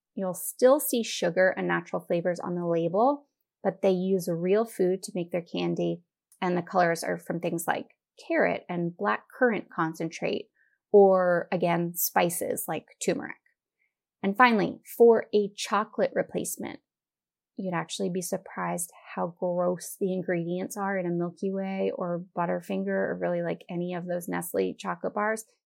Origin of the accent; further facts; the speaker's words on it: United States; we as an American society